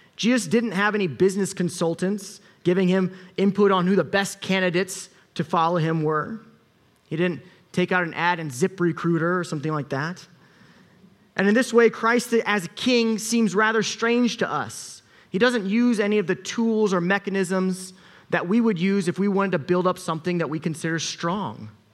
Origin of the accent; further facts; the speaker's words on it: United States; I'm American